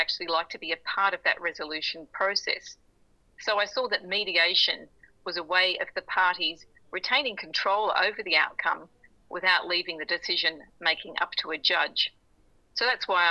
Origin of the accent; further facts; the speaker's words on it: Beresfield, New South Wales, Australia; also born or lived in Thornton, New South Wales; now in Sydney, Australia; I grew up halfway between Newcastle and Maitland in a town called Beresfield and then Thornton